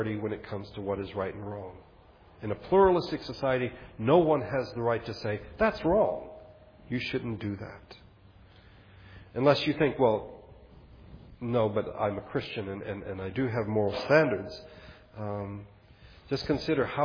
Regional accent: United States; as an American

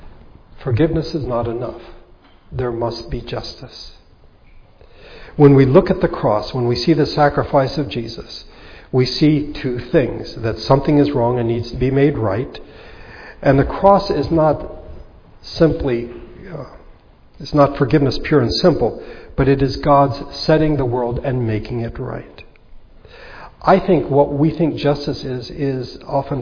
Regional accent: United States; us as American Christians

